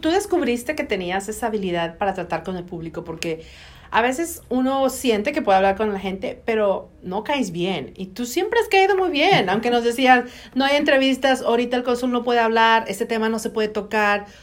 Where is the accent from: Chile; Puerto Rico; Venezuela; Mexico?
Mexico; also born or lived in Monterrey; now in United States; nosotros como latinos y como mexicanos